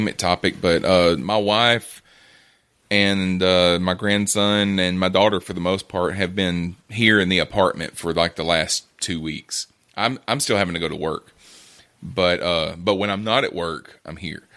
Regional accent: Alabama, United States; I'm from Alabama

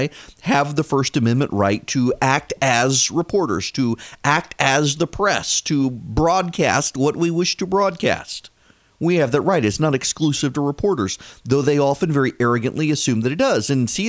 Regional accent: Louisiana, United States; also born or lived in Dubai; now in Georgia, United States; I grew up in Louisiana, and when we would come home during the summer from Dubai, it was perfectly legal to buy fireworks in Louisiana.

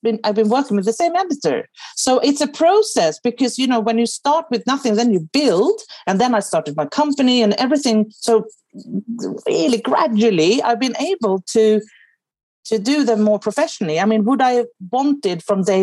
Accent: Sweden; first language Swedish; English is a second language; now in England; I'm obviously Swedish

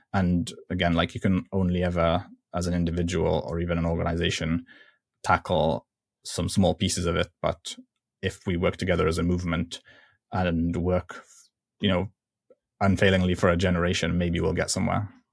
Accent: Libya; I'm from Libya

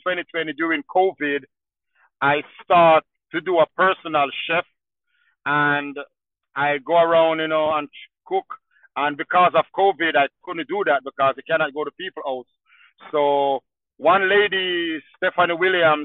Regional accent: Jamaica; moved away as an adult; now in Asheville, United States; I'm original from Jamaica. I come to America in year 2000

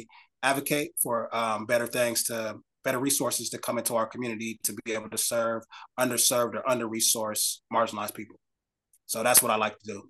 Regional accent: Minneapolis, Minnesota, United States; now in Des Moines, United States; I grew up, I was born and raised in Minneapolis, Minnesota, but I've always been back and forth to Des Moines, Iowa, between Minnesota and Des Moines, Iowa, since I was a kid

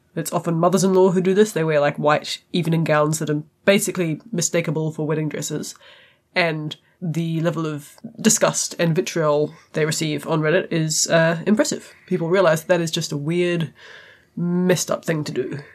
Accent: New Zealand

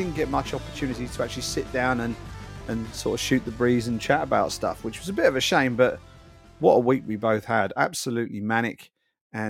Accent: England, United Kingdom; also born or lived in Rochester; as an English journalist

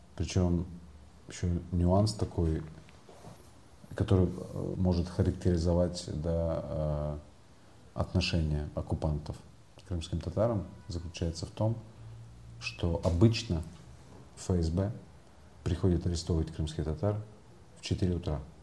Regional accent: Crimea, Ukraine; moved away as an adult; now in Kyiv, Ukraine

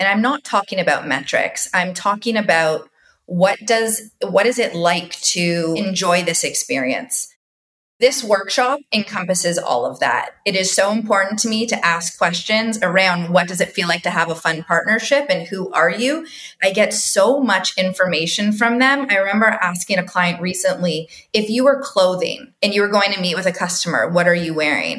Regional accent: Toronto, Ontario, Canada; now in United States; I go back to my Canadian roots. I always think about the core interrelational nature of growing up in Toronto

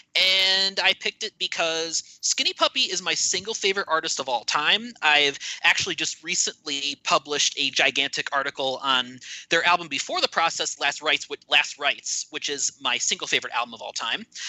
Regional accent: Cleveland, Ohio, United States; I'm from the Cleveland area myself. Actually, lived there most of my life

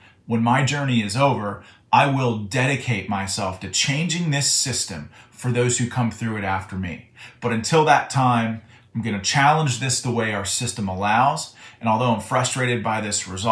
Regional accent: Butler County, Pennsylvania, United States; my hometown in Butler County, Pennsylvania

